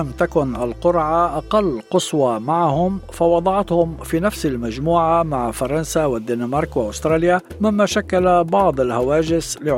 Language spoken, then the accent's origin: Arabic; Morocco; now in Australia; وسأشجع بالطبع بلدي المغرب